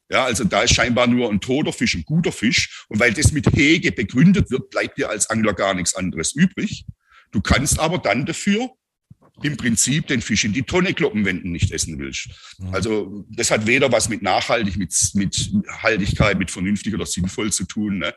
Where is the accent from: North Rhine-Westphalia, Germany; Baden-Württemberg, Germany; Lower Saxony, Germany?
Baden-Württemberg, Germany; um mir praktisch so, bin ja Schwabe, meinen Angelurlaub ein bisschen zu finanzieren mit.